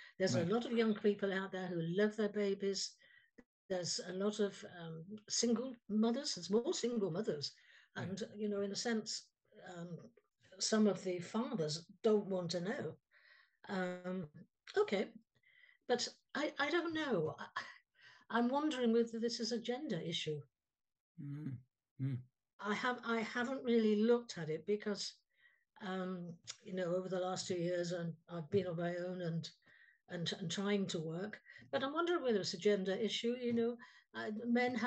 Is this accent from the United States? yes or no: no; England, United Kingdom; I was born in England